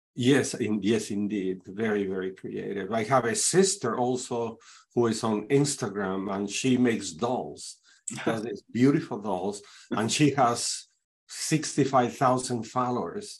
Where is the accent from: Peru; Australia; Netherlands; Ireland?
Peru; now in Saint Louis, United States; I am originally from Peru, South America, but I have been living in the United States uh, since 81, actually.